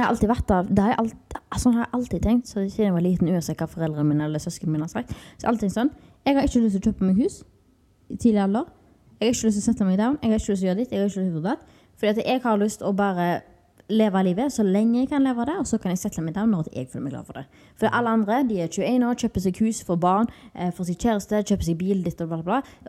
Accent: Haugesund, Rogaland, Norway; moved away as an adult; now in Spain; hjemme i Haugesund

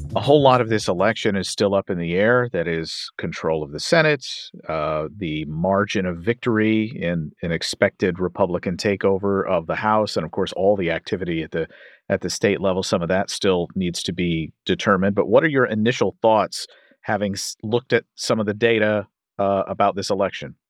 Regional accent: Kentucky, United States; my home state of Kentucky

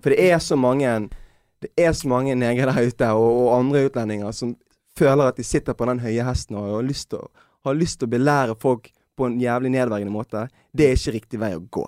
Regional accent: Norway; Jeg har jo vokst opp mesteparten av livet mitt i Norge

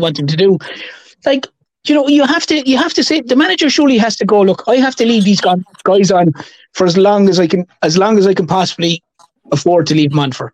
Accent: Ireland; I'm Irish

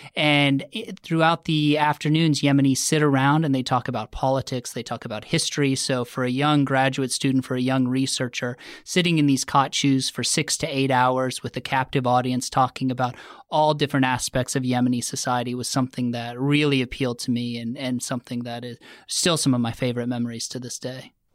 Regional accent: Nebraska, United States; moved away as an adult; I grew up in Nebraska.

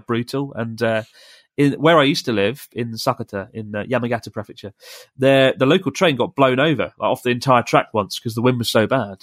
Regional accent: United Kingdom; now in Japan; I was from the U K

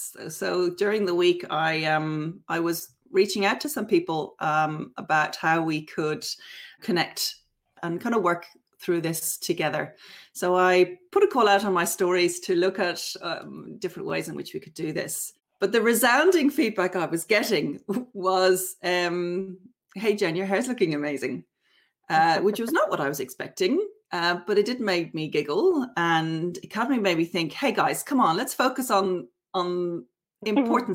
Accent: Dublin, Leinster, Ireland; moved away as an adult; now in Hobart, Australia; I'm originally from Dublin, and I've lived in Australia for 20 years.

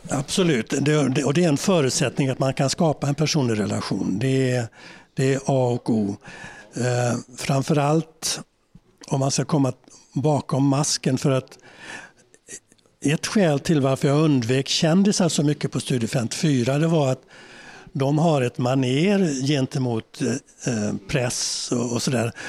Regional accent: Sweden; moved away as an adult; also born or lived in New York; som svenskar

